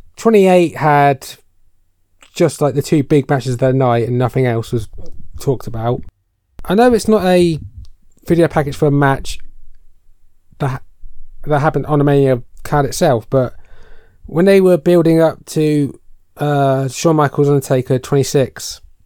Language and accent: English; United Kingdom; we're British